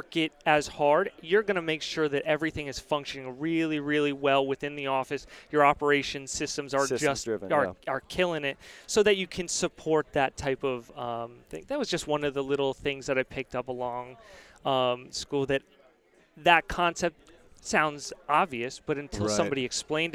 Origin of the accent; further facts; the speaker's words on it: Palm Beach Gardens, Florida, United States; I grew up in Palm Beach Gardens, Florida